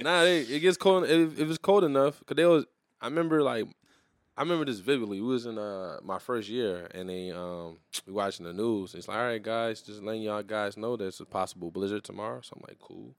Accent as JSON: {"language": "English", "town": "New Iberia", "region": "Louisiana", "country": "United States", "also_born_or_lived": "Terrebonne Parish, Louisiana", "said": "I'm from New Iberia, but I was born in Terrebonne, Paris"}